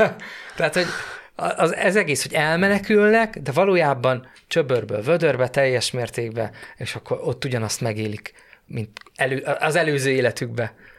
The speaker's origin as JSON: {"language": "Hungarian", "country": "Hungary", "said": "magyar vagyok"}